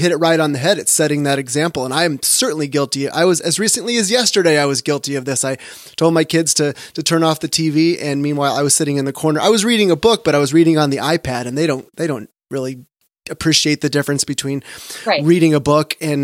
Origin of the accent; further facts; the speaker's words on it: California, United States; I grew up in California.